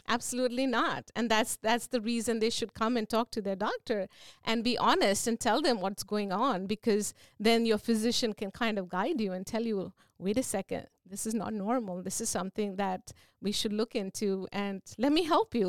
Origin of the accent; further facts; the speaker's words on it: India; moved away as an adult; also born or lived in Virginia, United States / New Jersey, United States; now in Seaford, United States; I am originally from India. I did my initial training there and I had an opportunity to come to the States